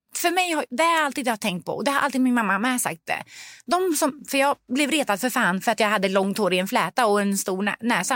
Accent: Sweden; also born or lived in Lebanon; vi kom som flyktingar från Libanon när jag var tre år gammal

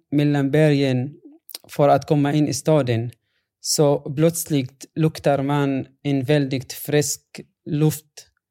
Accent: Yabroud, Rif Dimashq, Syria; Swedish is a second language; moved away as an adult; now in Sweden; när det gäller min hemstad så är det en, en annan story faktiskt. Jabrod är belägen eh, 1400

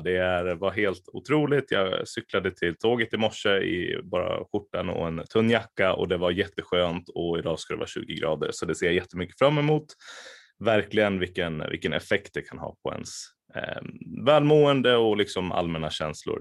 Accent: Västerås, Västmanland, Sweden; also born or lived in Lebanon; jag är från Västerås från början

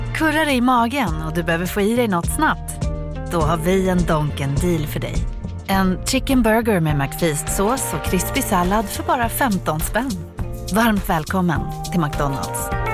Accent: Ängelholm, Skåne, Sweden; min hemstad Ängelholm

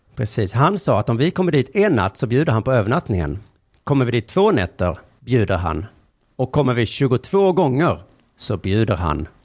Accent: Skåne, Sweden; jag är liksom skåning från längst ner i landet

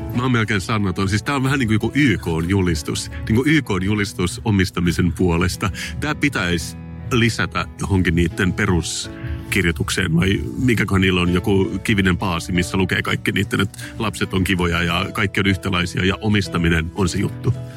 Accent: Finland; mä oon suomenruotsalainen

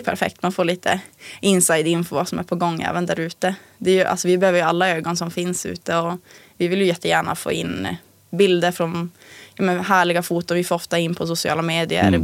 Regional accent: Tärendö, Norrbotten County, Sweden; also born or lived in Umeå; now in Pajala, Sweden; jag kommer från Tärende från början

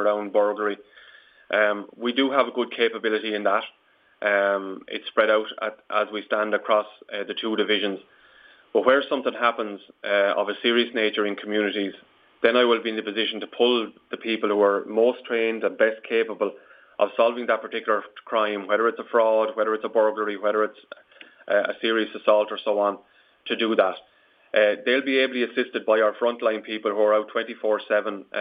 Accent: Killinick, Leinster, Ireland; moved away as an adult; also born or lived in Waterford / Portlaoise; I'm initially from Wexford. I'm from Killinick, and I've lots of family still there in the area, and obviously went to school locally

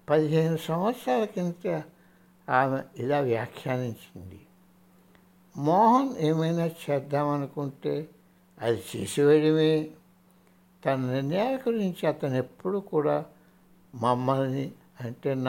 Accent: India; నేను భారతదేశంలో పెరిగాను

